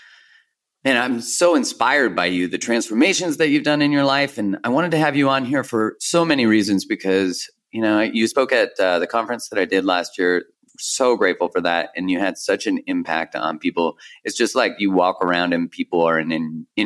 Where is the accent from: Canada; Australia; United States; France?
Canada; I'm from Canada